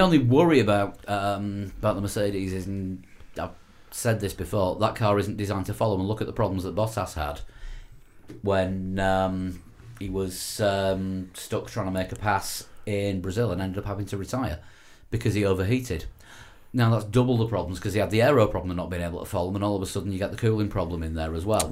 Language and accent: English; Yorkshire and the Humber, United Kingdom; I'm a Yorkshire man